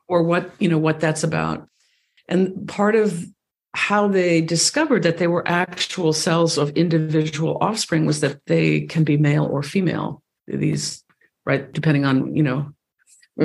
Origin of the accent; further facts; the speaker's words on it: East Coast, United States; now in Ojai Valley, California, United States; I grew up on the East Coast